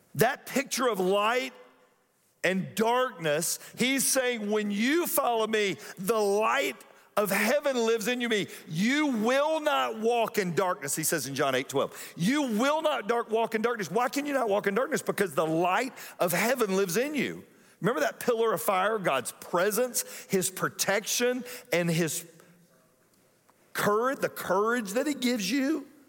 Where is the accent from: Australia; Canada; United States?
United States; Atlanta, Georgia; growing up in Atlanta, if you grew up in Atlanta in the nineteen eighties